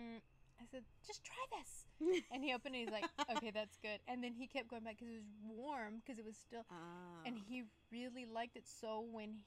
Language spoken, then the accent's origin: English; West Texas, United States; moved away; I'm from West Texas, so things that we do are a bit different